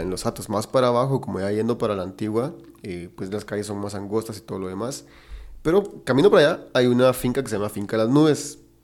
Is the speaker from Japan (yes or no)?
no; Guatemala; somos un país que produce mucha carne